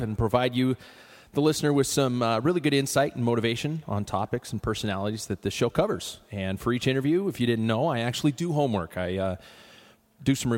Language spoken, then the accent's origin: English; Spokane, Washington, United States; I was born and raised here in Spokane, Washington